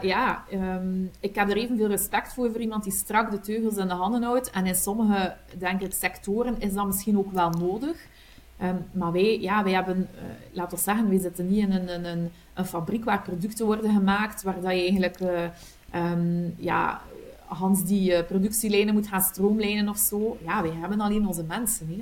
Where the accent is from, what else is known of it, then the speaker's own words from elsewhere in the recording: Kortrijk, Flanders, Belgium; accent: Kortrijk West Flemish; ik ben afkomstig uit Kortrijk. dat hoor je ongetwijfeld aan mijn accent, een, een, een, echte Kortrijkse, West-Vlaming